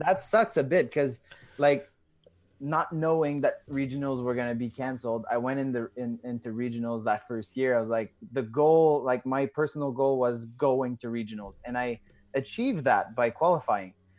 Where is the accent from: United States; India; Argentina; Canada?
Canada; Drummondville, Quebec; I'm from, uh, Canada. I'm from Drummondville. So it's, uh, an hour and a half away from Montreal